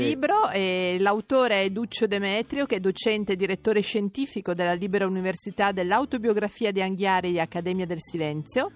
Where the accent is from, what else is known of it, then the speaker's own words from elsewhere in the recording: Italy; io sono nata sul Lago Maggiore, quindi sono insomma in un posto dove gli alberi sono più alti delle case